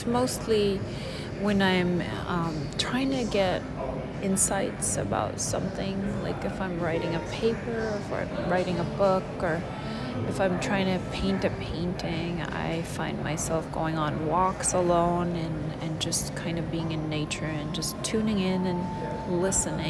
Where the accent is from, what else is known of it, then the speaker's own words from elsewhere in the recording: Lebanon; moved away as an adult; I am actually Lebanese. I immigrated from Lebanon in 1995, and I'm 53.